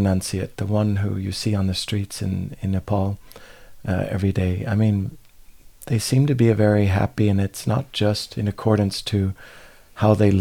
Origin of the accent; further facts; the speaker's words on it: California, United States; growing up in California